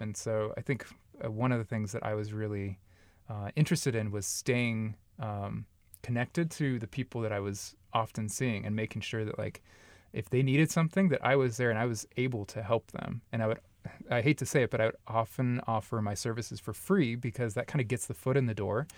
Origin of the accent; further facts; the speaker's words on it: Long Beach, California, United States; moved away as an adult; also born or lived in Upland, California / North Texas / Dallas, Texas; now in Omaha, United States; I'm actually from Southern California, like the L.A. Long Beach area